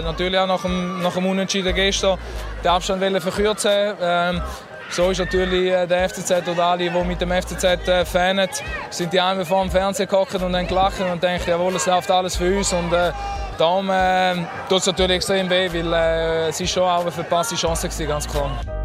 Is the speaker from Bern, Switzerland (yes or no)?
no; Basel, Basel-Stadt, Switzerland; ich als Basler